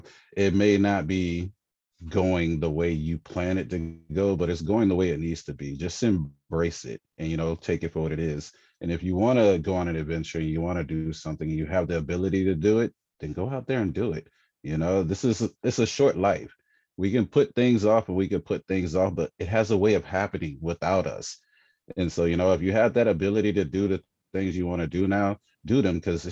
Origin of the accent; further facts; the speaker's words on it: Germany; born there; You know, I was a I was an army brat. I was born in Germany, and on base where I went to school at, I was in first, maybe second grade.